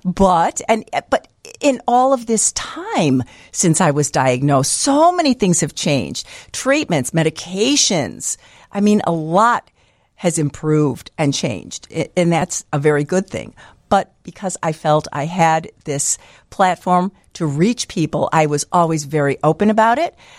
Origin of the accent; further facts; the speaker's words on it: Niles, Illinois, United States; I grew up in Niles